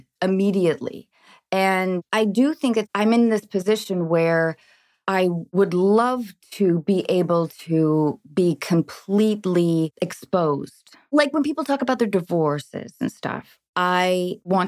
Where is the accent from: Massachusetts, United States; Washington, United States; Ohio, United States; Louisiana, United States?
Washington, United States; Edmonds; I grew up in Edmonds, Washington. It's just north of Seattle.